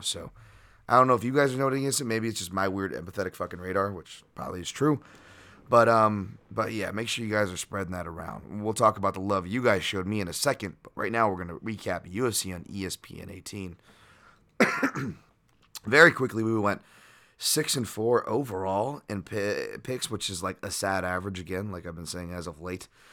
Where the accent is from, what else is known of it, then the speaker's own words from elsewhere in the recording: Hawaii, United States; being from Hawaii